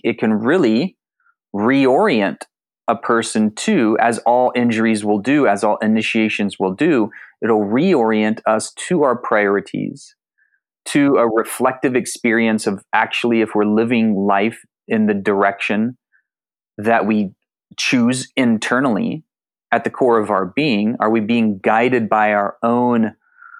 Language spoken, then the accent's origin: English; San Antonio, Texas, United States; also born or lived in Austin, Texas; I grew up in South Texas, San Antonio and Austin